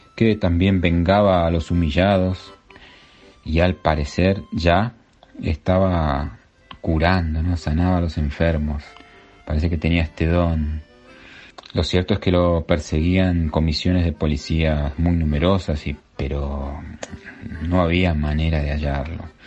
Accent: Argentina; nos avergüenza como argentinos y argentinas

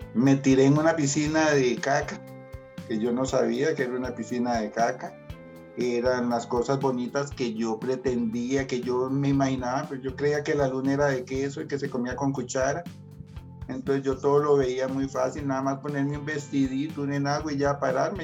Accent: San José, Costa Rica; moved away as an adult; now in Puriscal, Costa Rica; yo nací en San José Centro. Hoy, hoy por hoy vivo en Puriscal, pero nací en San José Centro.

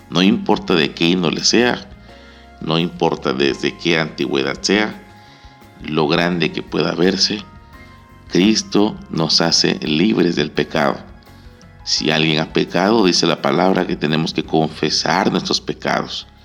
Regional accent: Mexico; Como buenos mexicanos celebramos la libertad, la independencia de México, de aquel yugo de esclavitud español que estuvo por 300 años en nuestro país, en nuestro territorio, ya que éramos colonia española.

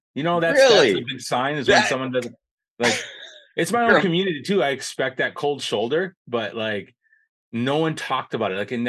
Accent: Lower Sioux Indian Community, Southwest Minnesota, United States; I'm from Minnesota.

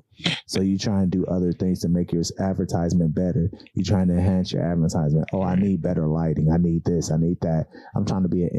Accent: California, United States; me and Nunchuck are from California

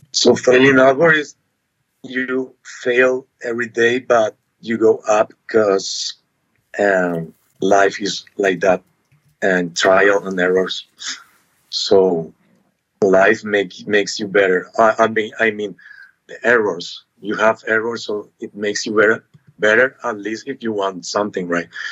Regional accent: Asunción, Paraguay; we are from Asuncion, Paraguay.

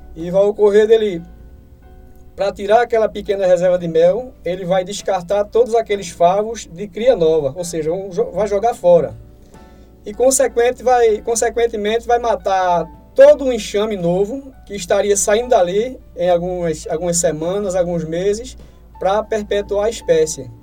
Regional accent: Lagoa do Carro, Pernambuco, Brazil; lá na minha cidade mesmo, em Lagoa do Carro

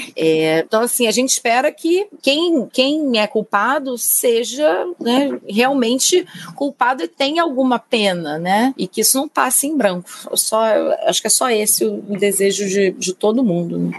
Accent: Rio de Janeiro, Brazil; carioca e flamenguista

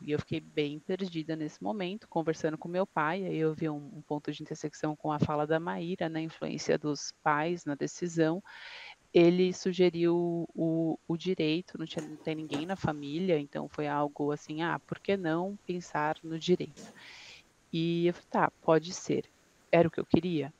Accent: São Bernardo do Campo, São Paulo, Brazil; also born or lived in Franca, São Paulo; Eu sou de São Bernardo do Campo, ABC Paulista

